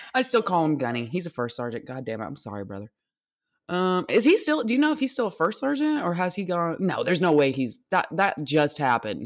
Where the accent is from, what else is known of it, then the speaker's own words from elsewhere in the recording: United States; I'm an American